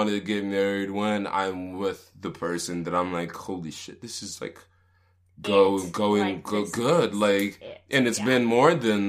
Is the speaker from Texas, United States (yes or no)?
yes; Texas, United States; She grew up in California. We grew up in Texas.